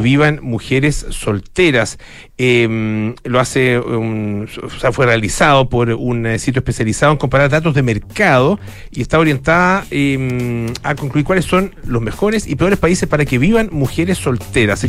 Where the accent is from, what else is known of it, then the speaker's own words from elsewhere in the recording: Chile; yo venía de Chile